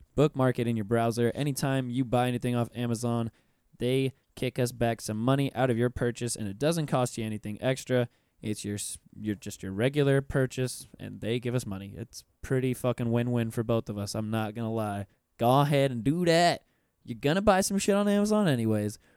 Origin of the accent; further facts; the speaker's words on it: Pensacola, Florida, United States; moved away as an adult; now in Orlando, United States; I'm from Pensacola, Florida